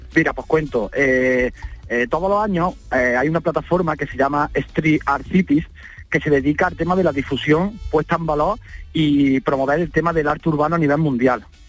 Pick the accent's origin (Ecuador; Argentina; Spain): Spain; Baena, Andalusia; he decidido quedarme en mi pueblo, en Baena